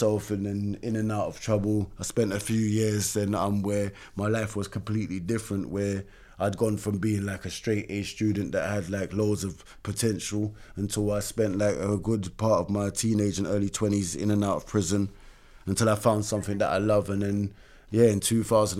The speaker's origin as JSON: {"language": "English", "region": "London", "country": "United Kingdom", "tie": "born or raised there", "said": "I grew up in Brixton, from Mites Hall Estate"}